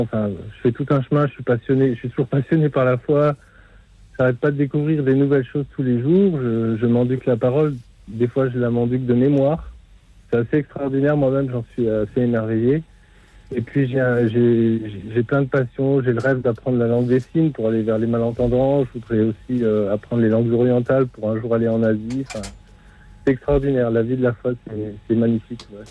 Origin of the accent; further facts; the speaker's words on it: Carcassonne, Occitania, France; now in Nancy, France; je suis à Nancy, mais je suis pas, je suis originaire de Carcassonne, dans l'Aude